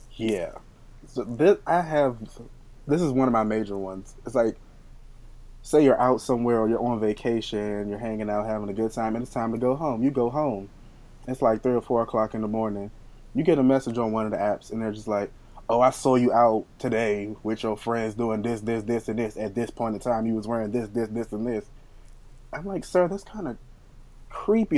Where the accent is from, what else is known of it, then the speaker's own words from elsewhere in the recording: Washington, District of Columbia, United States; I'm from Washington D.C.